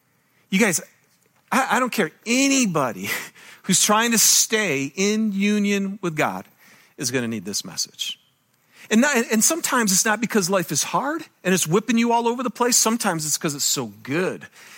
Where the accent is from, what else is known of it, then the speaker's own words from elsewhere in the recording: Michigan, United States; now in Utah, United States; And I'm from Michigan, and I love it here in Utah.